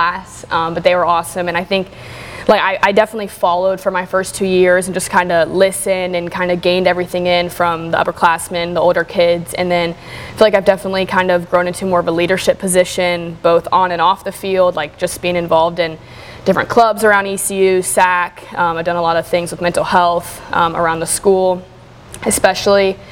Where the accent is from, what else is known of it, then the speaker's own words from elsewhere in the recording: Charlotte, North Carolina, United States; now in Greenville, United States; growing up in Charlotte